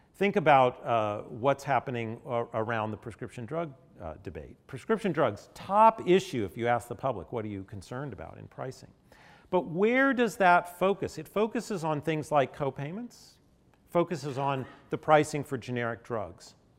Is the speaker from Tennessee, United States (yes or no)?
yes; Nashville, Tennessee, United States; I grew up in Nashville, not so far from here, right in the post desegregation era